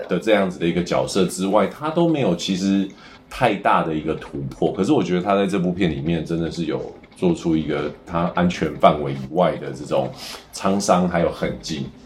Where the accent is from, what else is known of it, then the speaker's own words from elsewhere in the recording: Taiwan; 我们台湾人都很熟悉的《阮经天》